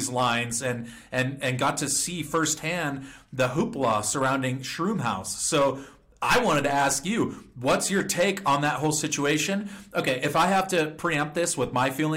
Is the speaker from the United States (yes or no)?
yes; California, United States; I'm from California